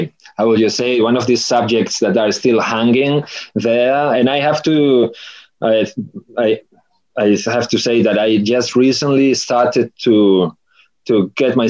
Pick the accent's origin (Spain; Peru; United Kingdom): Spain; Galicia; I'm from Galicia